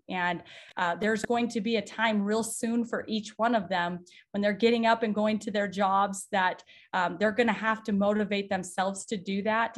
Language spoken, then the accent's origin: English; South Dakota, United States; moved away as an adult; now in Nebraska, United States; I grew up in a small town in South Dakota